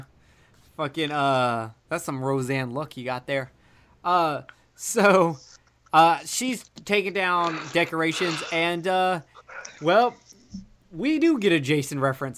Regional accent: Alabama, United States; I'm, I'm from Alabama

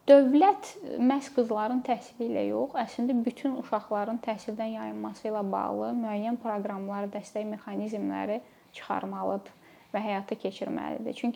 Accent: Azerbaijan; Biz ola bilər ki, hamımız Azərbaycanlıyıq, amma dediyim kimi böyüdüyümüz mühitlər bir-birindən fərqlənir.

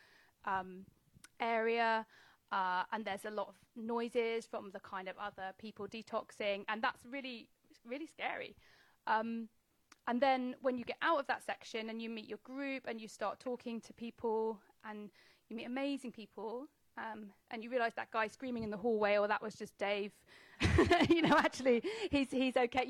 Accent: England, United Kingdom; as an English, as a Brit, I absolutely love being in America.

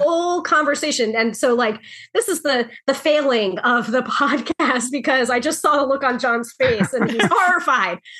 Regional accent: New York, United States; the New Yorker

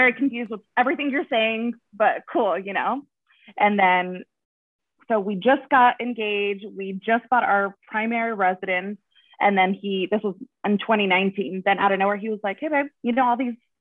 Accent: Rancho Cucamonga, California, United States; I'm from here, born and raised here in the IE, Rancho Cucamonga.

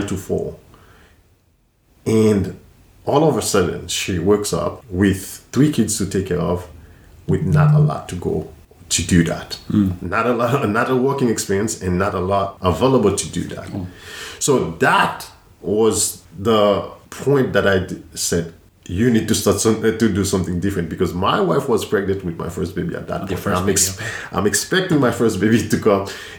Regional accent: Haiti; moved away as an adult; I grew up in Haiti

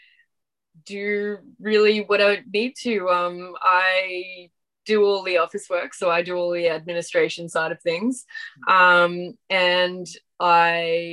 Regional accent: Ingham, Queensland, Australia; moved away as an adult; also born or lived in Atherton Tablelands; where I grew up in Ingham, the athletics track was within 200 meters of my house

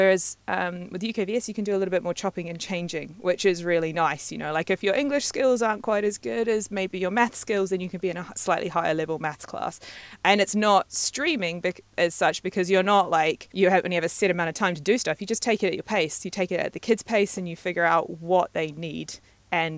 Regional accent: New Zealand; moved away as an adult; also born or lived in Madagascar / Scotland / London; growing up in New Zealand

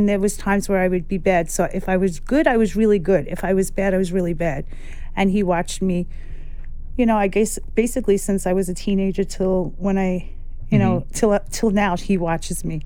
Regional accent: New York City, New York, United States; I grew up in Carroll Gardens, just right around here.

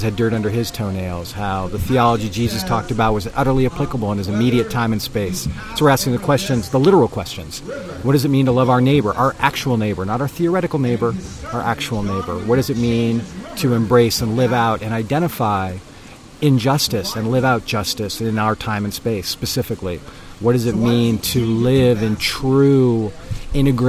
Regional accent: Portland, Oregon, United States; I'm from Portland, Oregon. Back there I live with my wife and my three boys

